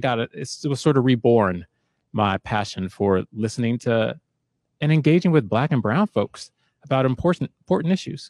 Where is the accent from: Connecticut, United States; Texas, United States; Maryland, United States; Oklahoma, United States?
Maryland, United States; Silver Spring; moved away as an adult; also born or lived in Maine; now in Seattle, United States; I grew up in Maryland, and I wound up going to college in Maine